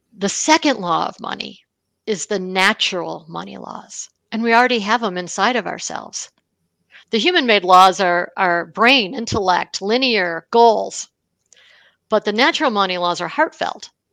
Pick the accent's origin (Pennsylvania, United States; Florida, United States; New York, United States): New York, United States; Buffalo; I grew up in Buffalo, New York